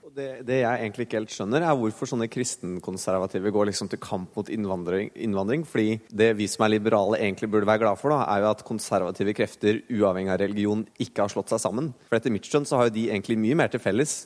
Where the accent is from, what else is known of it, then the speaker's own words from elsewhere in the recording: Hedmark, Innlandet, Norway; Jeg er fra Hedmark. Odelsgutt, til og med